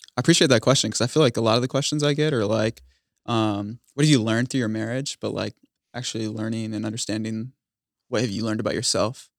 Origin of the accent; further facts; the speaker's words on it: United States; I'm from the Quad Cities, Illinois, Iowa border.